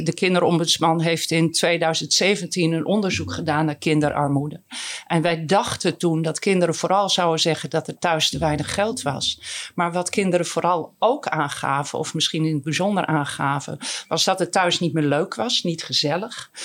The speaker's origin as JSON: {"language": "Dutch", "region": "Groningen", "country": "Netherlands", "said": "ik ben ook Groninger"}